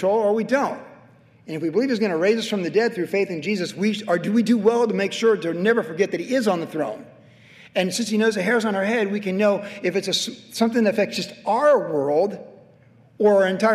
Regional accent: United States; as American citizens

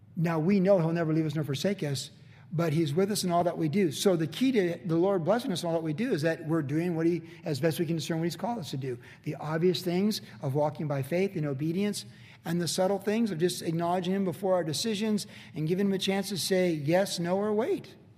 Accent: United States; I'm certainly glad I was born here

